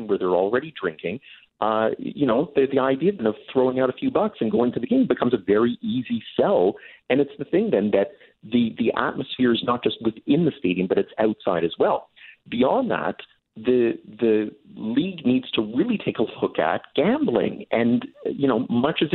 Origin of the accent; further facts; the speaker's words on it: London, Ontario, Canada; I grew up in London, Ontario